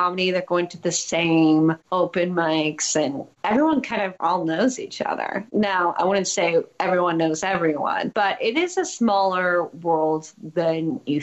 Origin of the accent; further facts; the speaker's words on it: Chicago, Illinois, United States; also born or lived in Evanston; I grew up in a suburb outside of Chicago, but I went to high school in downtown Chicago